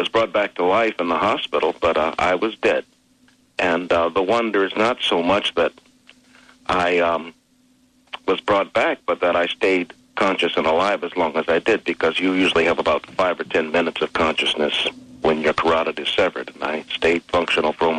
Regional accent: Washington, District of Columbia, United States; also born or lived in Greece / Munich; I was born in Washington, D.C., and spent 4 years in Europe before I was 21

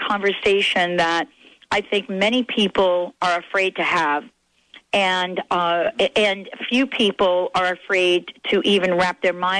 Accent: New York, United States; I grew up in New York as well.

